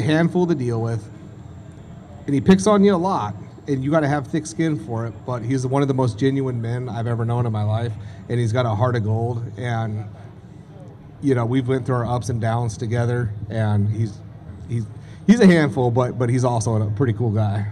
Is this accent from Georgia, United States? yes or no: no; Crescent City, California, United States; I was born in Crescent City, California